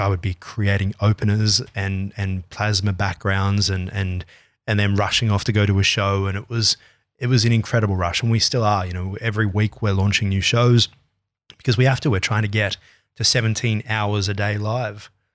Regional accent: Australia

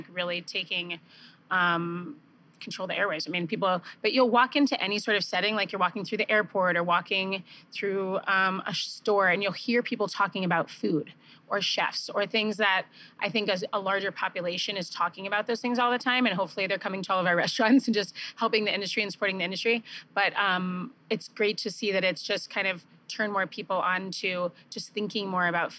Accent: Stamford, Connecticut, United States; also born or lived in Chicago, Illinois / Scottsdale, Arizona / Michigan; now in Los Angeles, United States; I grew up in Stamford, Connecticut.

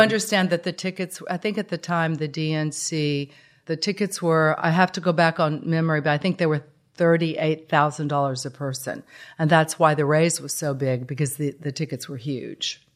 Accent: Harlingen, Texas, United States; now in Houston, United States; Growing up in Harlingen was like any other, you know, childhood in a small town

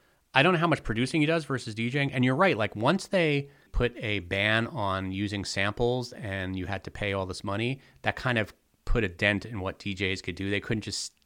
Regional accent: New York, United States; when I was growing up in New York in the mid 80s.

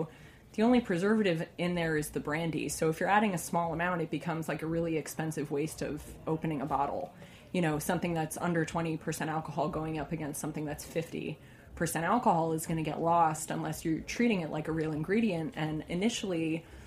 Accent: New York City, New York, United States; also born or lived in Oregon; I grew up in the New York City area and moved to Oregon to be a winemaker. And then when I moved back here

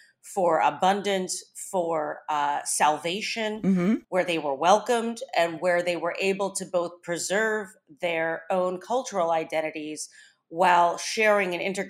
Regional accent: Ohio, United States; Bowling Green State University in my home state of Ohio.

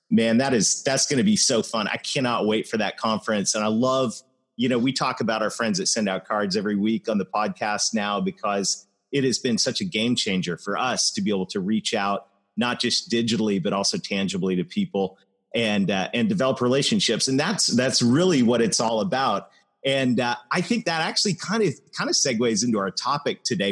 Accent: Canada; I am Canadian

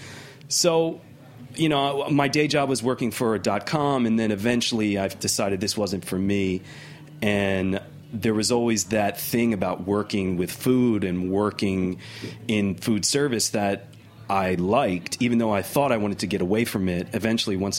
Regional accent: Philadelphia, Pennsylvania, United States; moved away as an adult; now in New York, United States; I grew up in Philly and my family, they were butchers from Italy

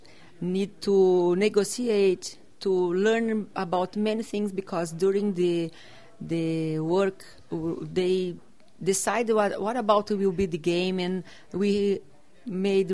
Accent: South Region, Brazil; English is a second language; I am from Brazil, south of Brazil.

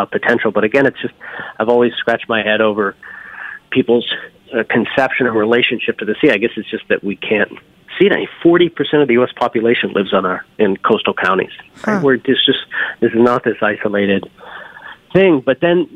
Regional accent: Newfoundland and Labrador, Canada; now in New Haven, United States; I was born up in Newfoundland, this little village, most eastern point in all of North America, you know, houses painted red, greens, blues, lived next to a fisherman's co-op

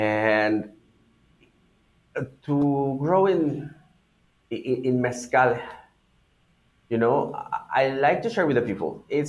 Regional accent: Oaxaca City, Oaxaca, Mexico; My family moved also to the city, and I was born in Oaxaca City.

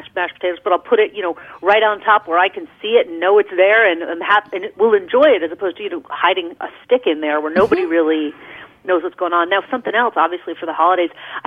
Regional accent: Rockville Centre, New York, United States; moved away as an adult; now in Montclair, United States; I grew up in Rockville Center, Long Island

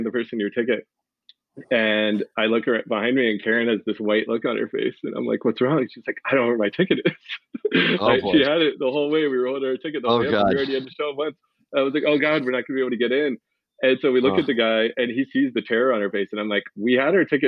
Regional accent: North Carolina, United States; I grew up in North Carolina, so a lot of my stories are East Coast based

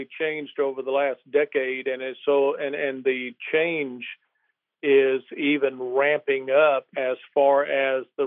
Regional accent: South Alabama, United States; moved away as an adult; also born or lived in Mississippi / New Orleans / East Tennessee; now in Tennessee, United States; my wife and I grew up in South Alabama

